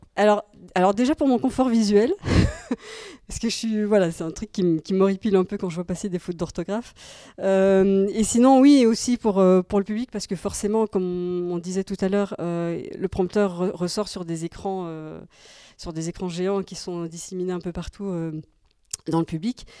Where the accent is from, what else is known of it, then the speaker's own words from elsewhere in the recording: Belgium; moved away; je suis belge en fait euh, à la base